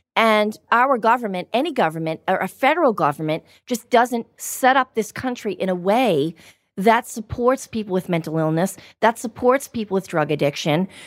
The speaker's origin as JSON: {"language": "English", "town": "Everett", "region": "Massachusetts", "country": "United States", "tie": "born or raised there", "said": "I'm from a town called Everett, which was a little closer to the city"}